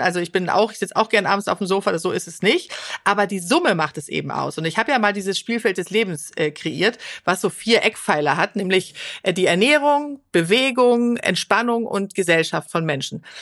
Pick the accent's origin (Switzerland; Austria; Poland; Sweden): Sweden; now in Germany; Schweden, mhm. wo ich herkomme